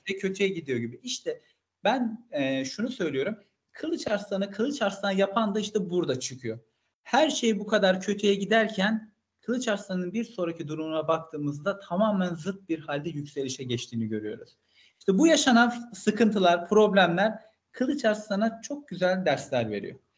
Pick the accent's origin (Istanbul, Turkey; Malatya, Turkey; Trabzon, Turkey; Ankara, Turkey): Malatya, Turkey; ben de Malatyalıyım